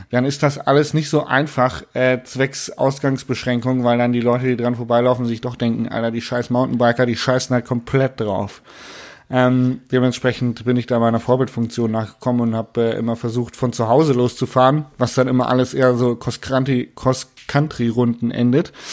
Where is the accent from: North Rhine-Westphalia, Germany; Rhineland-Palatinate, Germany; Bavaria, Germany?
Bavaria, Germany; Munich; sondern als Münchner.